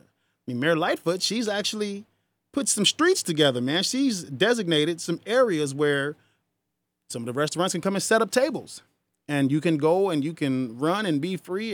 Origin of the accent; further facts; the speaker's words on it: United States; I'm not from Africa. My ancestors are, but I was born here